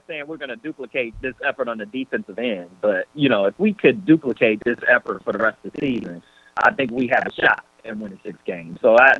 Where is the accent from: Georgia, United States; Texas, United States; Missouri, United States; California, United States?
Georgia, United States; also born or lived in Albany, Georgia; I'm from Georgia